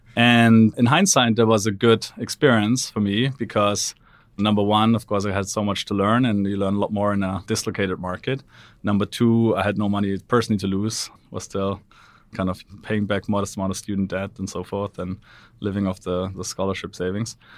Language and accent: English; Black Forest, Baden-Württemberg, Germany; moved away; I'm from Black Forest, Germany, which is a lovely but rather provincial part of the world. Grew up there